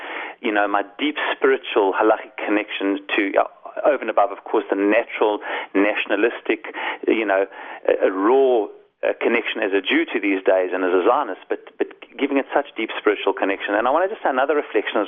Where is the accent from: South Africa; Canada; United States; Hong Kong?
South Africa; moved away as an adult; now in Israel; I was born in South Africa and I came to Israel when I was 18.